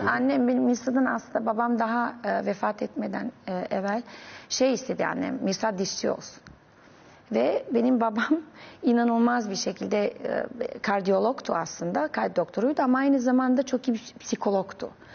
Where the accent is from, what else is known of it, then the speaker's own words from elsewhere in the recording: Novi Pazar, Serbia; Turkish is a second language; moved away as an adult; also born or lived in Belgrade, Serbia; now in Istanbul, Turkey; ben çok küçük bir şehirde doğdum. Novi Pazar denen